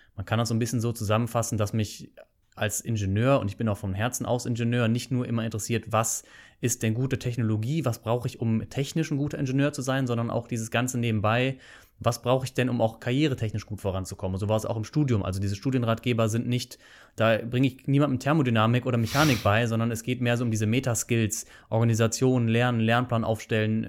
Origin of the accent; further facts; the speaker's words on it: Bonn, North Rhine-Westphalia, Germany; moved away as an adult; also born or lived in Canada; now in Aachen, Germany; Ich komme ursprünglich aus Bonn, nicht unbedingt aus Aachen, aber ich habe dann hier studiert nach dem Abitur.